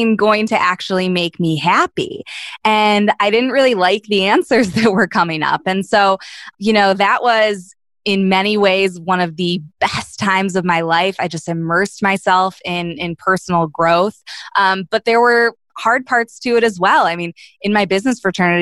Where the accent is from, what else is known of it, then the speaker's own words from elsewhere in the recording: Ohio, United States; moved away as an adult; now in Chicago, United States; growing up in Ohio